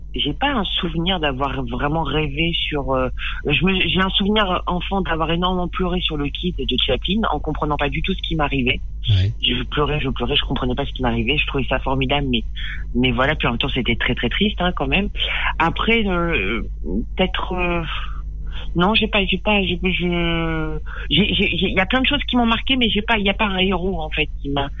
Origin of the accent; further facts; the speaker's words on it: Périgueux, Nouvelle-Aquitaine, France; J'ai grandi euh, dans le Périgord, à Périgueux